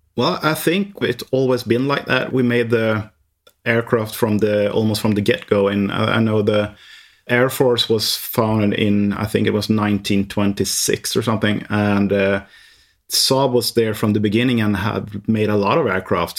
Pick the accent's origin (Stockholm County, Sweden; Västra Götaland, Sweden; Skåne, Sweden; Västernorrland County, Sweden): Västernorrland County, Sweden; Härnösand; English is a second language; I am born in the northern part of Sweden, where it's really cold. It's, uh, in a small town called, uh, Härnösand